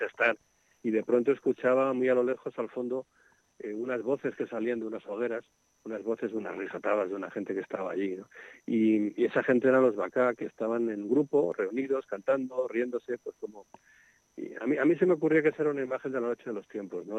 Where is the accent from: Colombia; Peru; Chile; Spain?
Spain; Madrid, Community of Madrid; now in Segovia, Spain; Yo era un niño urbano, yo soy de Madrid, aunque vivo en Segovia, ¿no? Pero yo era un niño urbano de una barriada de Madrid